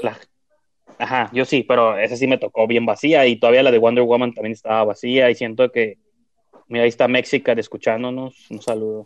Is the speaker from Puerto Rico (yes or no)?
no; northern Mexico, Mexico; somos norteños